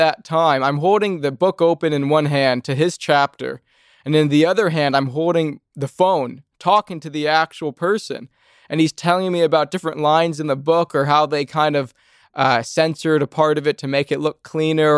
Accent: Southern California, United States; I grew up in Southern California in a middle-class family

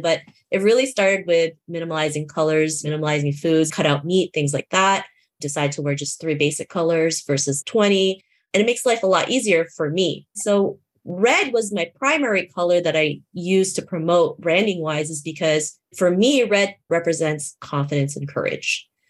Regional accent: Toronto, Ontario, Canada; I grew up in Toronto, Canada

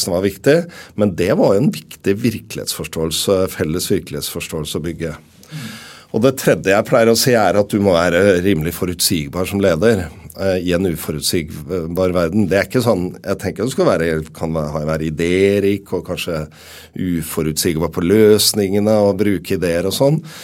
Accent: Oslo, Norway; Jeg er fra Groruddalen i Oslo

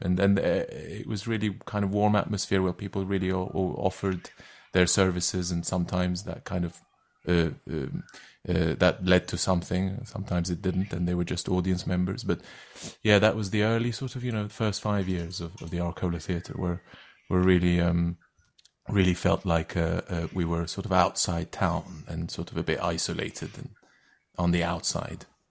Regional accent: Istanbul, Turkey; first language Turkish; English is a second language; moved away as an adult; now in London, United Kingdom; originally I'm from Turkey. I, uh, I come from, uh, I grew up in Istanbul

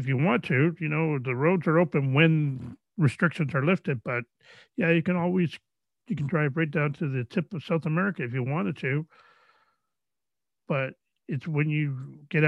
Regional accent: Canada; where I grew up here in Canada

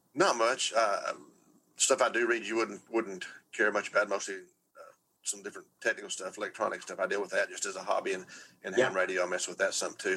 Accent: Texas, United States; I'm from Texas

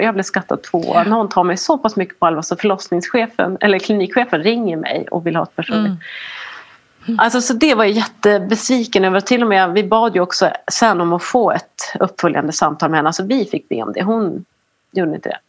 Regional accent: Norrland, Sweden; norrländsk och svensk

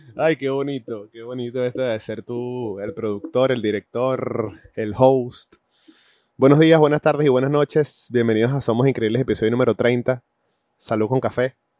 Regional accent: Venezuela; also born or lived in United States; now in Madrid, Spain; en mi país de origen, Venezuela, en Estados Unidos, y hoy en día que vivo en, en España, específicamente en Madrid

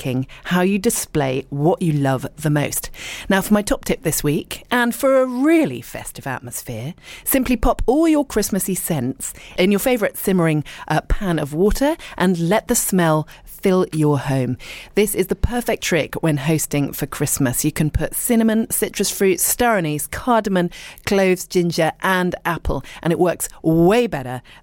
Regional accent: Dorset, South West England, United Kingdom; moved away; also born or lived in Richmond, London / London; I was born in Richmond, and I lived and worked in London for a little bit, but I was actually brought up in Dorset

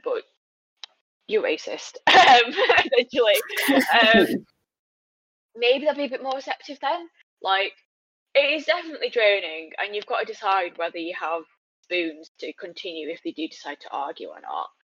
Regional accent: United Kingdom; also born or lived in China; Britain is my home

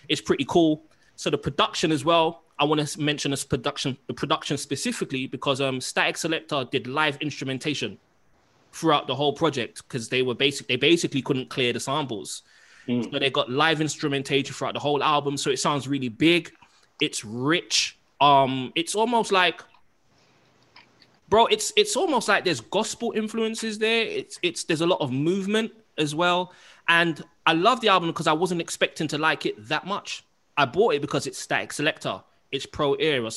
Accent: London, United Kingdom; me growing up in Kensal Rise and Harlesden

